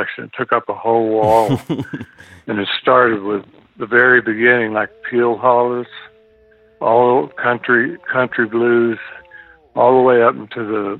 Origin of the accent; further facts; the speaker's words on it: Dumas, Texas, United States; I grew up in Dumas, Texas